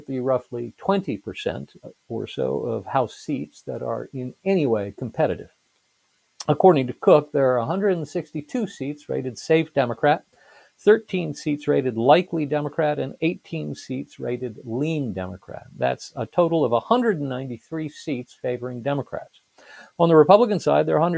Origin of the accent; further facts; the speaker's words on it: United States; I'm an American